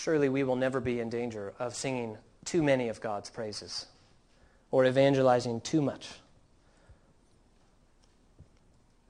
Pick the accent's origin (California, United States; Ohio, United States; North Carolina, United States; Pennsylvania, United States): California, United States; Southern; growing up in Southern California